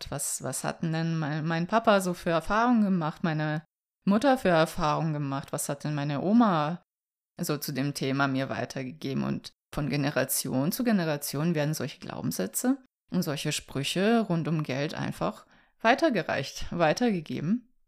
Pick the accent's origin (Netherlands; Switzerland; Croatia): Croatia; Vukovar, Vukovar-Syrmia County; moved away; also born or lived in Hamburg; ich komme ja aus Kroatien. Mit meiner Familie bin ich ja Anfang der 90er nach Hamburg gekommen, als der Bürgerkrieg ausbrach. Und das war so die Zeit, ja, in Vukovar, in der Stadt, woher ich komme.